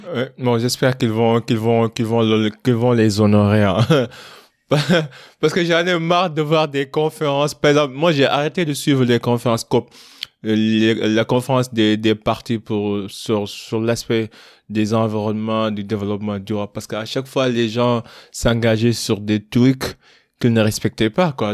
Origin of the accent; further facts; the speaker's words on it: Kaolack, Senegal; j'ai grandi à Kaolek